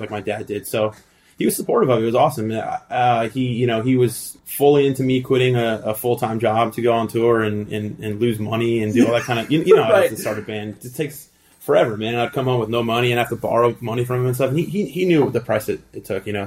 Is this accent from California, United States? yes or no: yes; El Segundo, California, United States; also born or lived in Thousand Oaks, California / South Bay, California; I was born in the South Bay